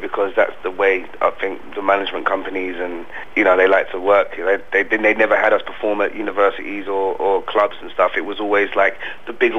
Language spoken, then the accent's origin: English; London, United Kingdom; I'm from South London, we say stuff like